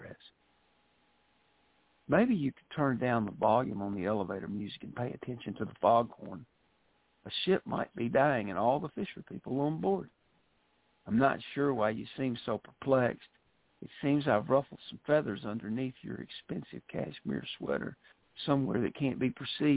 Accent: Mississippi Delta, United States; accent: Southern; I was born in the Mississippi Delta, and that's where I was raised.

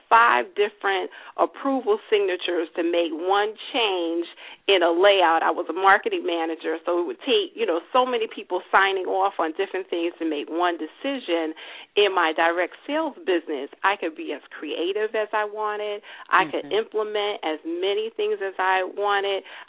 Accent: New York City, New York, United States; I am born and raised in New York City

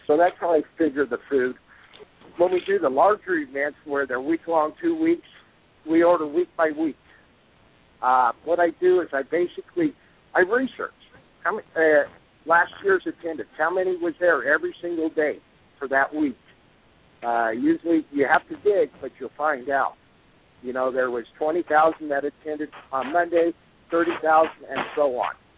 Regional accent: Colorado, United States; also born or lived in Wyoming; we're from Colorado

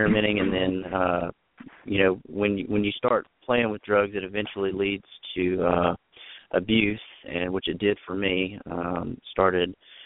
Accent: just north of Charlotte, North Carolina, United States; also born or lived in Wilmington, North Carolina; So I was born in Wilmington, North Carolina, and we moved to just north of Charlotte

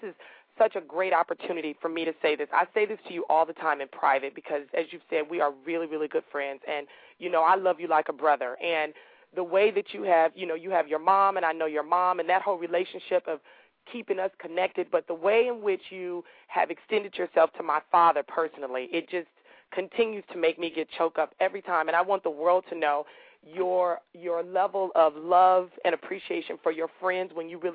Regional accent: Los Angeles, California, United States; I'm the girl from South Central

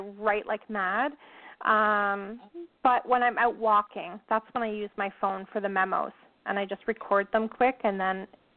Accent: Canada; we're Canadian

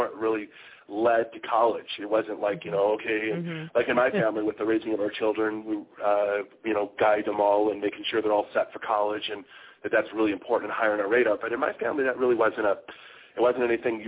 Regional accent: Sacramento, California, United States; also born or lived in San Francisco Bay Area, California; I was born and raised in Sacramento, California, and went to high school out there

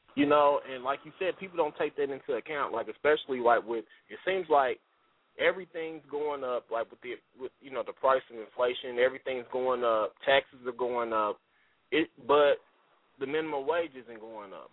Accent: United States; we as the American people

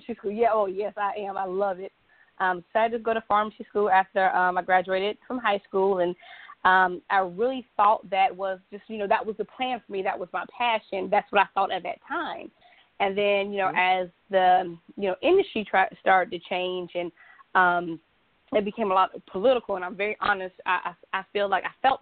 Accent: Savannah, Georgia, United States; now in Charlotte, United States; Yes, I live in Charlotte. I'm originally from Savannah, Georgia, born and raised

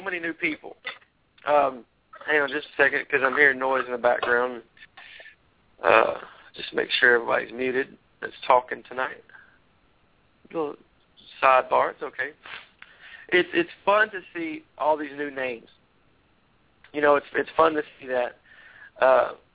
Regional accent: Tennessee, United States; I'm from Tennessee

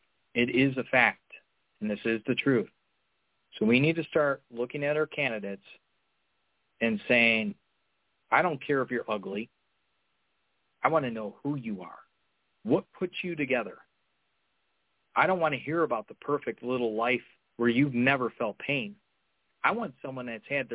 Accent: Chicago, Illinois, United States; I'm from Chicago

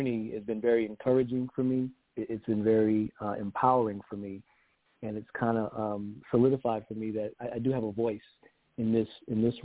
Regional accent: Georgetown, South Carolina, United States; I'm from Georgetown, South Carolina. We're just north of Charleston

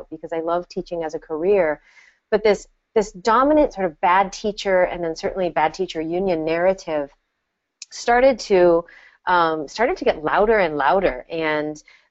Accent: Hibbing, Minnesota, United States; moved away; we grew up together. And Hibbing is a small town

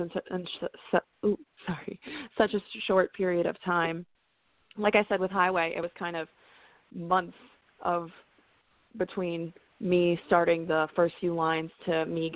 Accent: New England, United States; I grew up in New England and I was singing country music

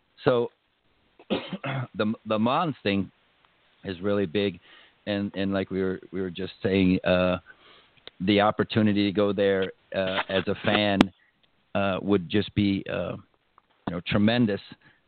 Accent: Pontiac, Michigan, United States; moved away as an adult; Yeah, that's where I grew up. I grew up in Pontiac

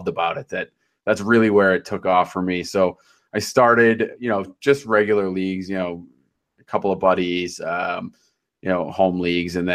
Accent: Boston, Massachusetts, United States; I'm from the Boston area

